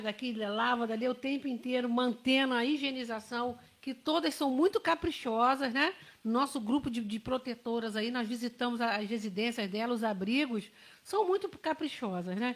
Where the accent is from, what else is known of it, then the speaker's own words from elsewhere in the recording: Barra do Piraí, Rio de Janeiro, Brazil; moved away; Sou de Barra do Piraí